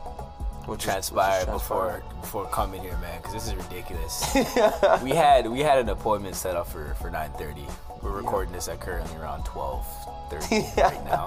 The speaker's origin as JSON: {"language": "English", "town": "Mississauga", "region": "Ontario", "country": "Canada", "said": "I'm from Mississauga"}